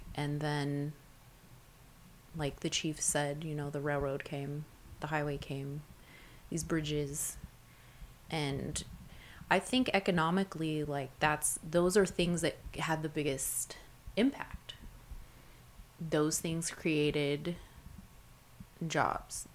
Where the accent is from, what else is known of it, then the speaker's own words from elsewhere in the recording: Fairbanks, Alaska, United States; now in Nenana, United States; I was born and raised early on in Fairbanks